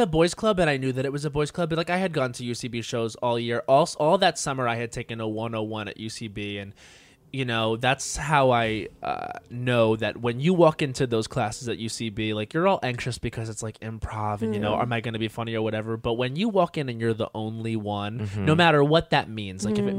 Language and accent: English; New York, United States; I'm from Long Island and it's a very like toxic kind of masculine culture there.